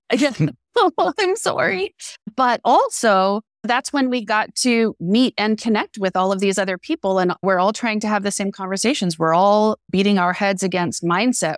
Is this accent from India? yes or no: no; Canada; we're Canadian, I'm Canadian